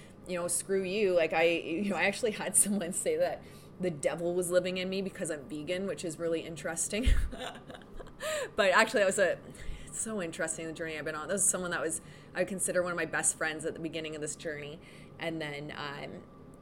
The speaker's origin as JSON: {"language": "English", "country": "Canada", "lives_now": "Sudbury, Canada", "said": "I'm Canadian."}